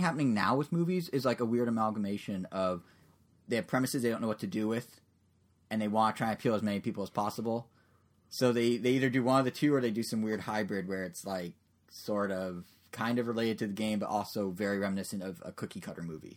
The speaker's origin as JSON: {"language": "English", "country": "United States", "said": "as an American"}